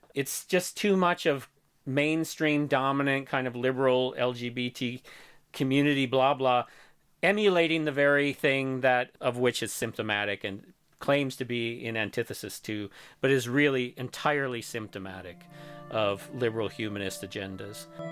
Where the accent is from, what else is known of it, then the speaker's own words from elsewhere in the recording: Missouri, United States; moved away; my hometown in Missouri